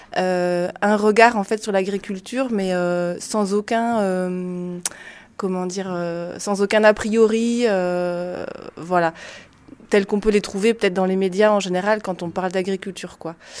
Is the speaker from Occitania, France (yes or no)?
no; Lot-et-Garonne, Nouvelle-Aquitaine, France; je viens de Lot-et-Garonne